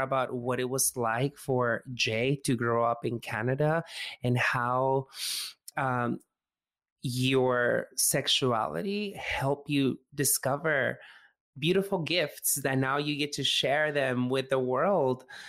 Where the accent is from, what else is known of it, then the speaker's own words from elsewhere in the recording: Mexico; I grew up in Mexico